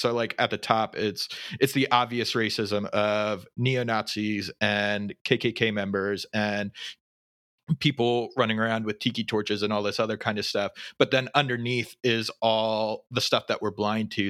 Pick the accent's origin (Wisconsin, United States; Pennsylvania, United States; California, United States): Pennsylvania, United States; I grew up in Pennsylvania, my family has lived in Pennsylvania their entire lives